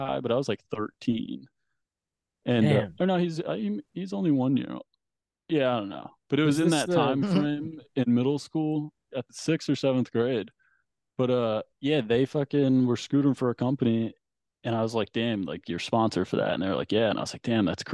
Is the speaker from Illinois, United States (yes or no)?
yes; Oak Park, Illinois, United States; moved away as an adult; also born or lived in Virginia Beach, Virginia / Paris, France; I was born here, but when I was 10 months old, my family moved to just outside Chicago, Oak Park, it's called. It's like 8 miles outside city, but they, yeah. So from there until I was like 20, I spent my whole life in Chicago